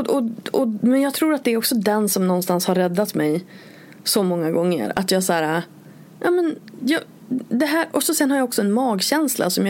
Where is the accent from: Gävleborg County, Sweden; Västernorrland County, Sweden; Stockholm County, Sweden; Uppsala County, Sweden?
Västernorrland County, Sweden; Örnsköldsvik; moved away as an adult; jag flyttade från Övik eh, och liksom till Borås eh, när, när jag var 21.